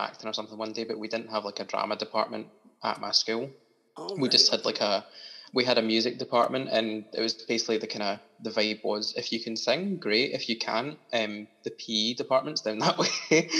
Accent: Kilmarnock, Scotland, United Kingdom; So I am a Kilmarnock boy, born and bred. I have been for all my life.

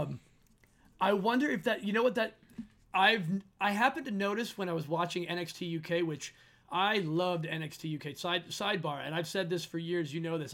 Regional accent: Philadelphia, Pennsylvania, United States; being from Philly, I'm not, I'm quote unquote from Philly

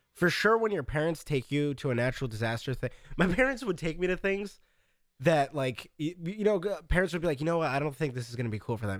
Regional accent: United States; I'm very American

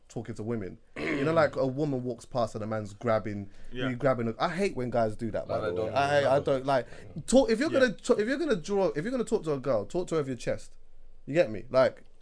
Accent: United Kingdom; as a Jamaican, I've been to Jamaica a bunch of different times, but I was born here

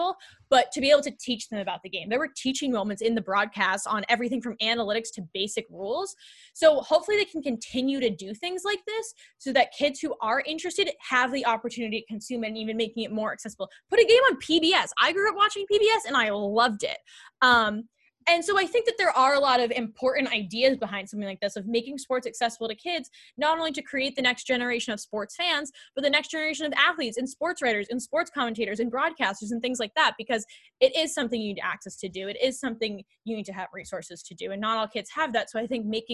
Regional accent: Northeast, United States; we grew up on the East Coast, like the Northeast

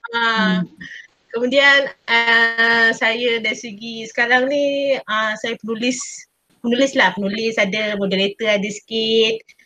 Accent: Port Dickson, Negeri Sembilan, Malaysia; now in Sarawak, Malaysia; saya asal orang Sembilan, Port Dixon. Um, saya di Sarawak.

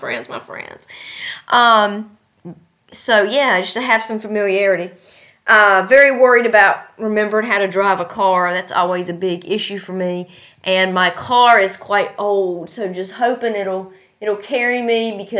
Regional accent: near Christiansburg, Virginia, United States; moved away as an adult; now in Uzbekistan; my hometown

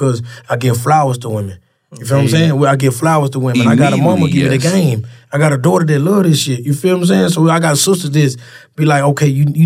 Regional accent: Louisiana, United States; moved away; also born or lived in Memphis, Tennessee; I'm from Louisiana, so that's all we do is jig.

